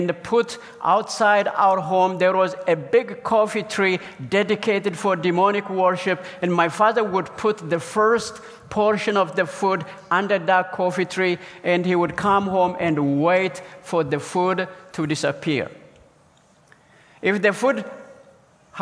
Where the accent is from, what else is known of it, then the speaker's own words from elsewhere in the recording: southern central Ethiopia, Ethiopia; now in Orlando, United States; I come from Ethiopia, currently live in Orlando, Florida. So let me take you on a journey to my village that I was born in, a southern central Ethiopia